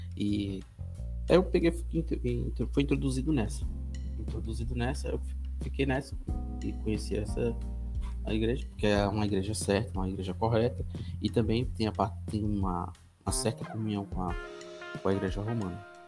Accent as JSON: {"language": "Portuguese", "town": "Brasília", "region": "Federal District", "country": "Brazil", "tie": "born or raised there", "moved": "yes", "lives_now": "Rio Claro, Brazil", "said": "sou de origem, nasci em Brasília. Né? É, nasci em Brasília e tenho meus pais, né? Minha mãe né? é, são mineiros"}